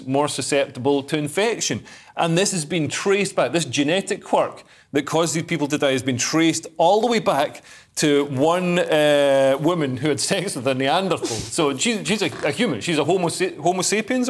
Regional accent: Scotland, United Kingdom; I am Scottish

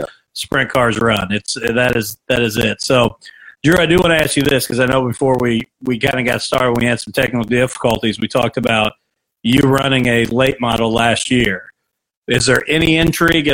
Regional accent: Mitchell, Indiana, United States; where I grew up in Mitchell, Indiana

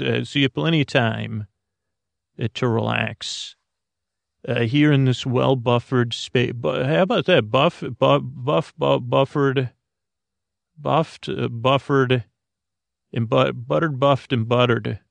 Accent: Syracuse, New York, United States; moved away; where I grew up in Syracuse, New York

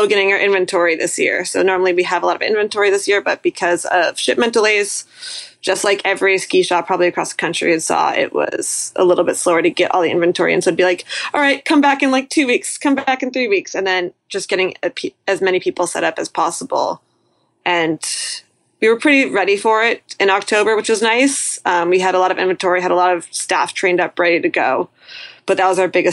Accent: Sunapee area, New Hampshire, United States; moved away as an adult; also born or lived in Western New York; now in Burlington, United States; I'm originally over by the Sunapee area of New Hampshire, so about 2 hours away from where I currently am. Mount Sunapee growing up

